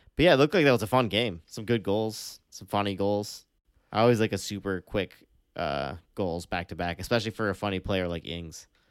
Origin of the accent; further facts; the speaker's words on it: United States; as an American fan